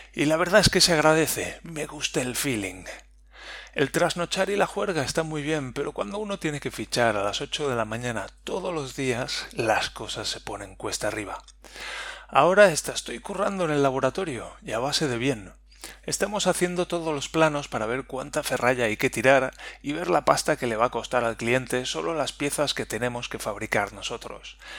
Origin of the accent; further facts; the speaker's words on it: Spain; moved away as an adult; now in Nantes, France; en España, la tierra de donde yo vengo, país del sol perenne, del fari y del cachondeo